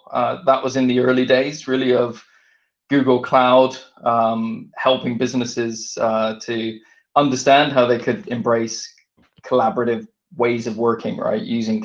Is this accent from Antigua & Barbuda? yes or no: no; Vancouver, British Columbia, Canada; now in United Kingdom; So I grew up in Vancouver in Canada and came over to the UK in 1996. Both my parents are English.